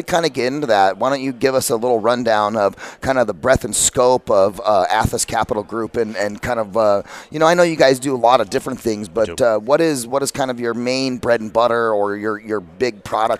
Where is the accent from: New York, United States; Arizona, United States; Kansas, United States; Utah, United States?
Arizona, United States; Phoenix; I'm from Phoenix